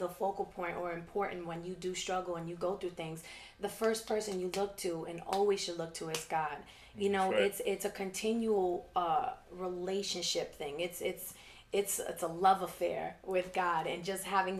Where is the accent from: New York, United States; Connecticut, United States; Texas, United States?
New York, United States; New York City; I'm from Queens